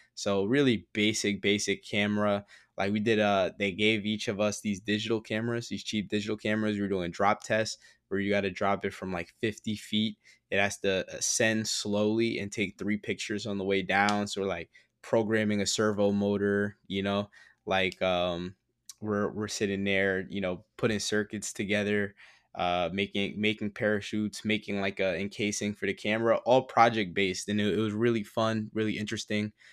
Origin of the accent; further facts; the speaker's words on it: Teaneck, New Jersey, United States; now in Brooklyn, United States; I grew up in Teaneck, um, and Teaneck is mad diverse